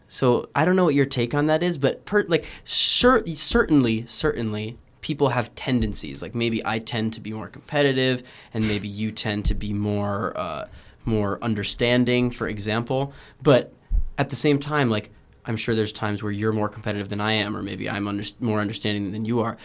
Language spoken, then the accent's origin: English; Houston, Texas, United States; moved away; I'm from Houston